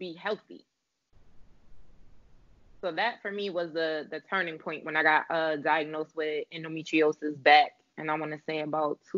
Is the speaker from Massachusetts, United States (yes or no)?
no; New Haven, Connecticut, United States; I grew up in Connecticut in the New Haven area